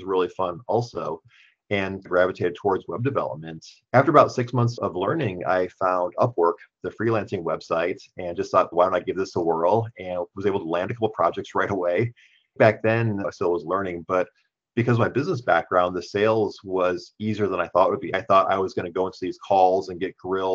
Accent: Wisconsin, United States; moved away as an adult; now in Grand Rapids, United States; I'm from Wisconsin originally

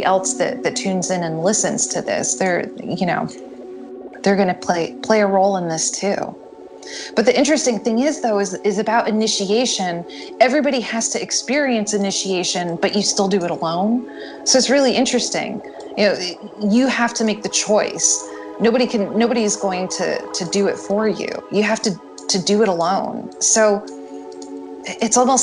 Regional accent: the North, United States; I'm not from the South, I'm a Yankee

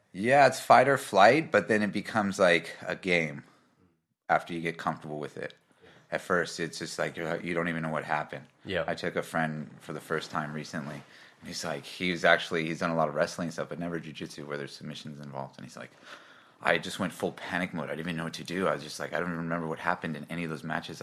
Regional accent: Kauai, Hawaii, United States; moved away as an adult; now in Melbourne, Australia; I grew up in Hawaii on the island of Kauai

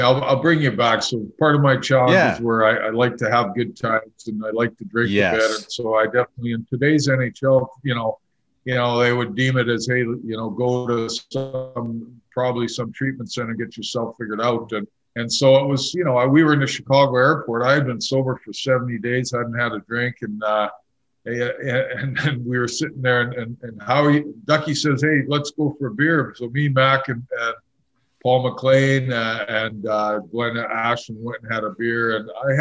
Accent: Winkler, Manitoba, Canada; moved away; I grew up in Winkler, Manitoba, and played all my winter hockey there.

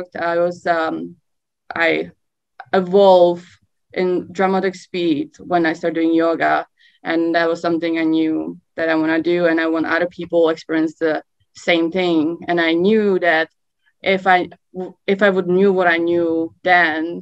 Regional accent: Czechia; moved away as an adult; I'm from Czech Republic originally. I moved here when I was 23.

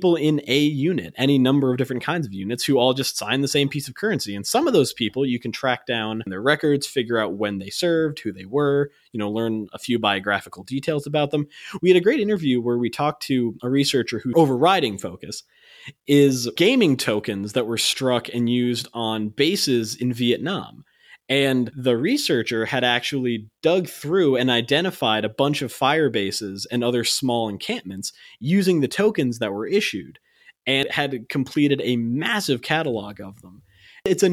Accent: United States; as an American

